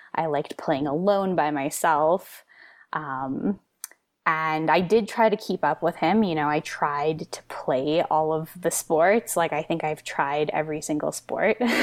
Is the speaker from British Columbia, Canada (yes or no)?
yes; the Kootenays, British Columbia, Canada; I grew up in the Kootenays